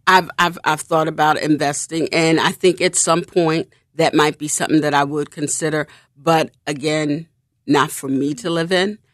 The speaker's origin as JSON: {"language": "English", "town": "Philadelphia", "region": "Pennsylvania", "country": "United States", "moved": "yes", "said": "Mount Airy, which is where I'm originally from"}